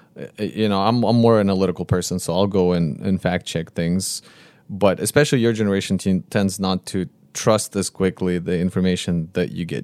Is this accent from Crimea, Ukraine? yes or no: no; Konotop, Sumy Oblast, Ukraine; moved away; I came from a region from Northeast